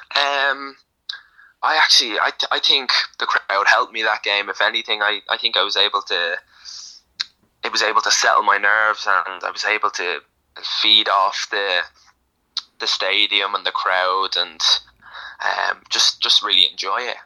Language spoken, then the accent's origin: English; Ireland; I'm born in Ireland. Um, grew up watching Ireland. Like I'm, I'm Irish.